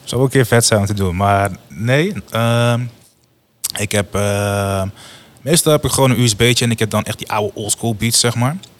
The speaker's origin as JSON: {"language": "Dutch", "town": "Woerden", "region": "Utrecht", "country": "Netherlands", "also_born_or_lived": "Rotterdam", "said": "ik kom dan hier uit Woerden"}